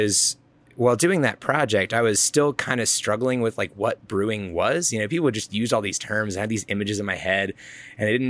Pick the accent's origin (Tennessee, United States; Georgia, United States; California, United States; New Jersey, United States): Georgia, United States; now in Colorado, United States; I grew up in Georgia